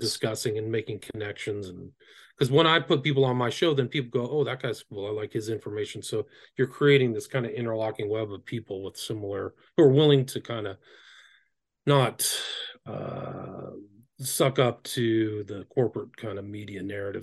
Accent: Northern California, United States; I grew up in Northern California.

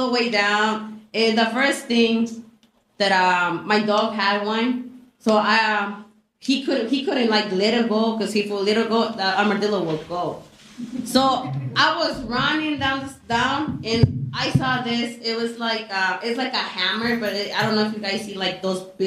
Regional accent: Mexico; moved away; also born or lived in Chicago; I was actually born in Chicago, but I was raised in Mexico

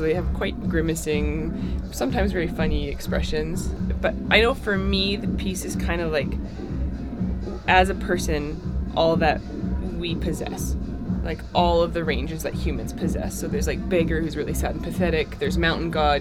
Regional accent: Alberta, Canada; now in Winnipeg, Canada; I'm from Alberta, so it's like there's that little home heart in my head

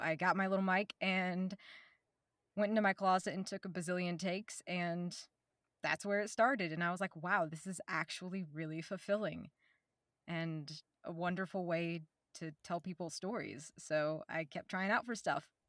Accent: Oklahoma, United States; I'm from Oklahoma. like the little bio said, I, uh, I born here, raised here in the middle of the woods

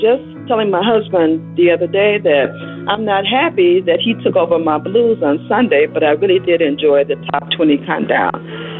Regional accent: Chicago, Illinois, United States; now in Las Vegas, United States; I live here in Las Vegas, but I am originally from Chicago

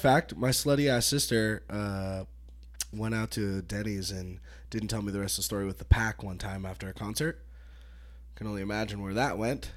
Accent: Petaluma, California, United States; now in Reno, United States; I grew up in Petaluma.

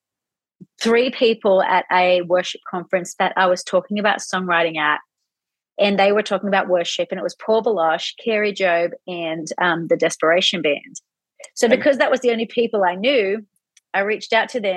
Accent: Sydney, New South Wales, Australia; I am from Sydney in Australia.

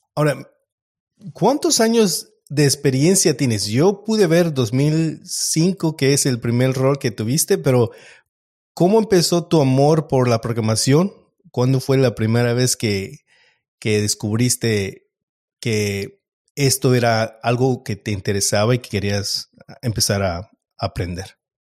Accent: Mexico; moved away; yo soy mexicano

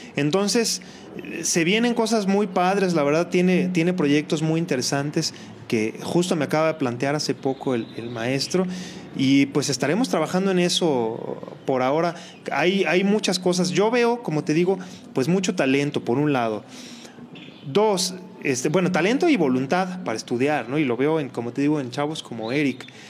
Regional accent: Colima, Mexico; yo soy de Colima

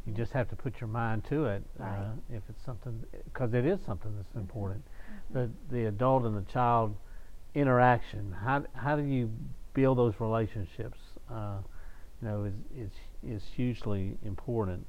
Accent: Shreveport, Louisiana, United States; I grew up in North uh, Shreveport

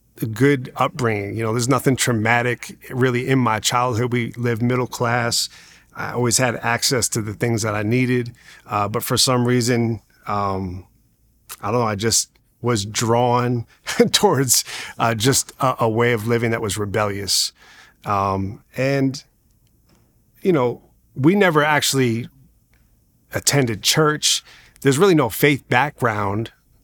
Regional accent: Long Island, New York, United States; I grew up in Long Island, New York, and I grew up to really having a single mom.

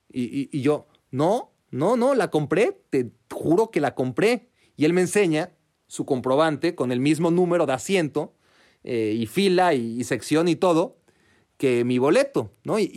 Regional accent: Mexico; tengo solo 500 euros, por, favor acéptalos, vengo desde México, ya llorando casi, ¿no?

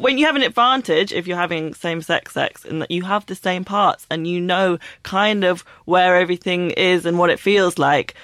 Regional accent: London, United Kingdom; I grew up in London

